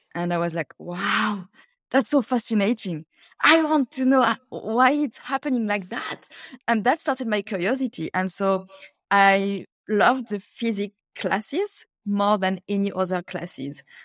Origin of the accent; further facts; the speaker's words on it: France; English is a second language; moved away as an adult; also born or lived in Cameroon / China; now in Australia; I grew up in France